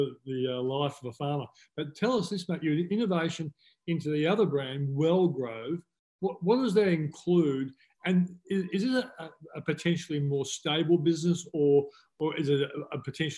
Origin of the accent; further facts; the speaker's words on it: Australia; as an Aussie